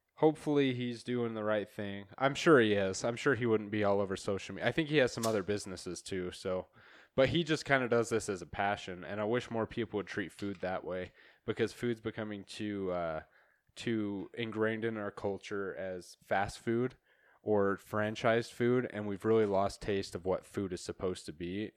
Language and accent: English; near Ammon, Idaho, United States; moved away; I was fifteen minutes from there. That's where I grew up.